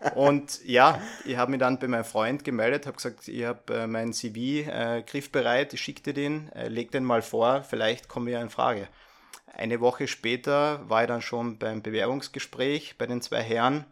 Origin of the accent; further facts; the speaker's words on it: near Lake Millstatt, Carinthia, Austria; accent: Carinthian dialect; moved away as an adult; now in Vienna, Austria; komme ich ursprünglich aus Kärnten. so ganz habe ich meinen Dialekt noch nicht abgelegt. Ähm, bin in der Nähe vom Mühlstädter See äh, geboren und aufgewachsen